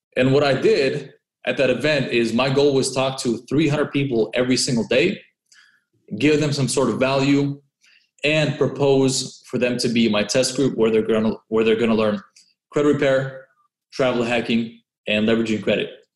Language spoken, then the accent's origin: English; Orange County, California, United States; moved away as an adult; also born or lived in San Francisco; I grew up in Orange County and I first moved to San Francisco